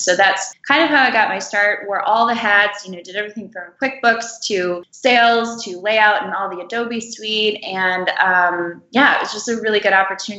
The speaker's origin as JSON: {"language": "English", "region": "Michigan", "country": "United States", "said": "I am a Midwest gal. I'm from Michigan."}